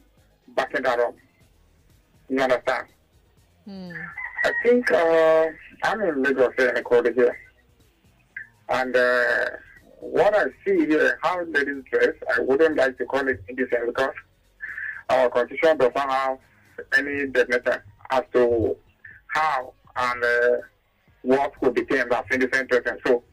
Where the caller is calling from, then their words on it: Ecuador; Yeah, Ken, calling from Ecuador.